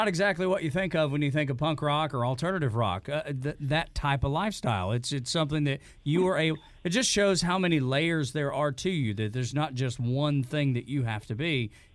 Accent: Northwest Georgia, United States; I'm from Northwest Georgia, and we met while I was in the military

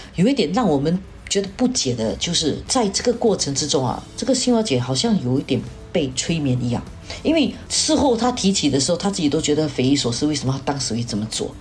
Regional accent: Singapore; 我们新加坡人

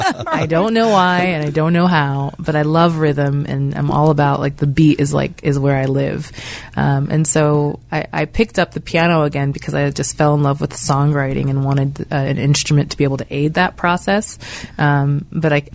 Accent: Pittsburgh, Pennsylvania, United States; moved away as an adult; now in Philadelphia, United States; I grew up in Pittsburgh, so I was here my whole life, and it's home still.

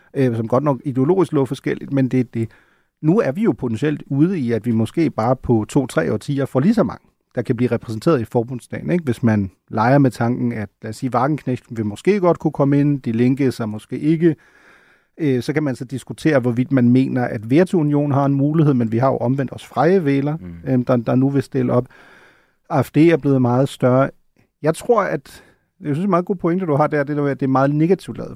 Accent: Schleswig-Holstein, Germany; Slesvig-Holsten, hvor jeg kommer fra

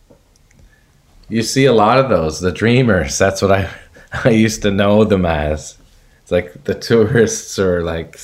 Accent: Toronto, Ontario, Canada; And I was born in Etobicoke

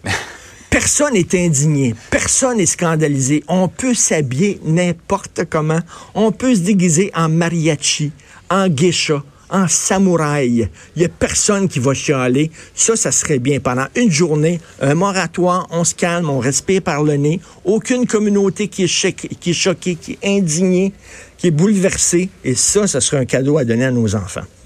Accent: Montreal, Quebec, Canada; quand j'étais jeune, moi, à Verdun

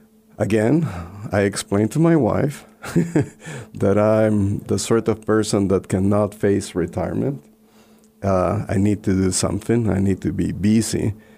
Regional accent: Peru; accent: Spanish; first language Spanish; English is a second language; moved away as an adult; also born or lived in Blacksburg, Virginia / Washington, D.C.; now in Christiansburg, United States; I speak Spanish. I was born in Peru in South America, beautiful country.

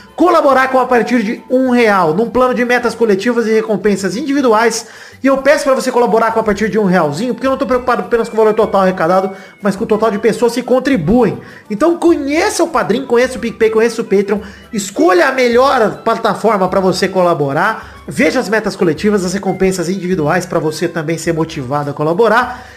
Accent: Brazil; eu como brasileiro

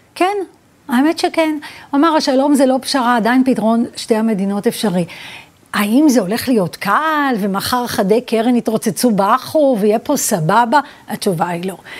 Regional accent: Petah Tikva, Central District, Israel; also born or lived in Vilnius / Pardes Rubin (Givat Shmuel); ואז עברנו לפתח תקווה, אה, לשכונת ילדותי

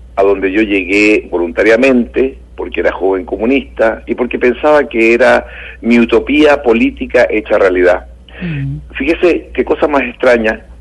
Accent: Chile; moved away as an adult; also born or lived in Cuba; now in Olmué, Chile; mi país natal, el país donde, de donde yo venía, que era Chile

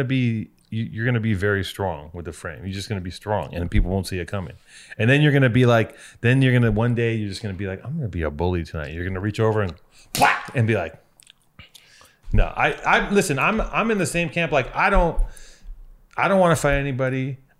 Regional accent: Los Angeles, California, United States; I grew up in Venice.

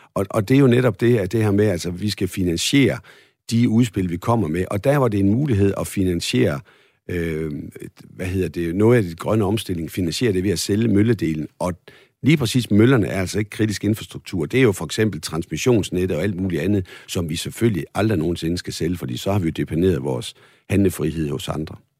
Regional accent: Holstebro, Central Denmark Region, Denmark; Det ligger i Holstebro, min gamle hjemby

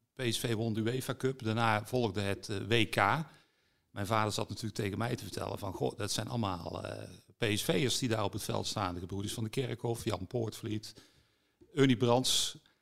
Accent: Vught, North Brabant, Netherlands; Ik ben wel een Brabander, hè. ik ben in Vught opgegroeid

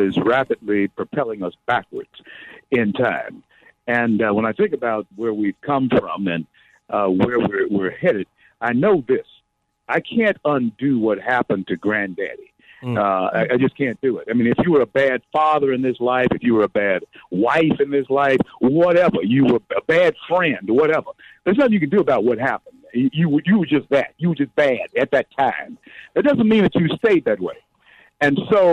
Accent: Shreveport, Louisiana, United States; Shreveport, Louisiana, the last city to concede defeat in the Civil War, my hometown

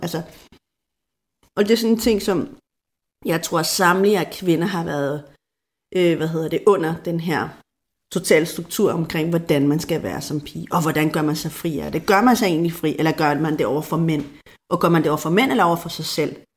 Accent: Denmark; vi er fra Danmark

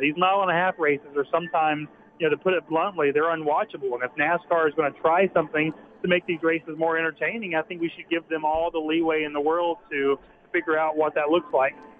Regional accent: Deep South, United States; also born or lived in North Carolina / Alabama; I'm from the Deep South originally, uh, living in North Carolina and Alabama now

